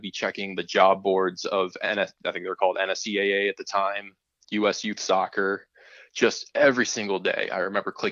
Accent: Bradford, Pennsylvania, United States; I grew up in Bradford, Pennsylvania, which is just this super small rural community in northwest Pennsylvania

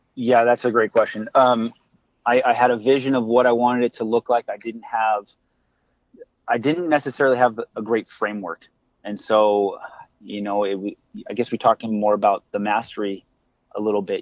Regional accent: United States; I grew up as an American kid

